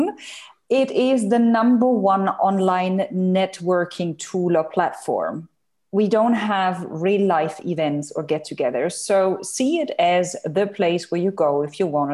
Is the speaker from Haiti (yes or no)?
no; Germany; moved away as an adult; now in Dubai, United Arab Emirates; I'm originally from Germany. I live in the United Arab Emirates in Dubai. I'm here since 2008